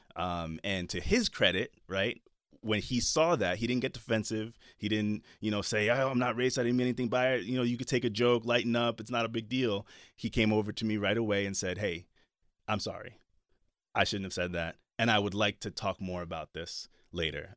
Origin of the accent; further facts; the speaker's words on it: Jersey City, New Jersey, United States; I grew up in Jersey City